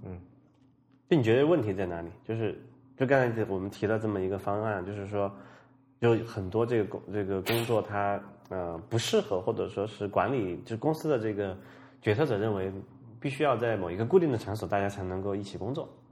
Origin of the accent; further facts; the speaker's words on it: Sichuan, China; moved away; 我老家是在这个四川的，我经常讲过哈，四川一个很，很偏远的一个小城的